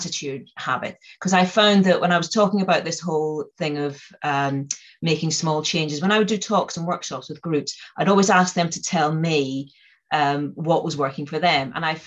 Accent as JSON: {"language": "English", "region": "Northern Ireland", "country": "United Kingdom", "tie": "born or raised there", "said": "I come from Northern Ireland, and I grew up there at the height of the Troubles"}